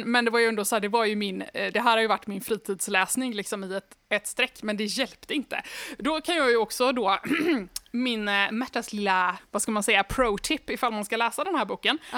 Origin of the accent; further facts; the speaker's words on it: Sweden; jag är svensk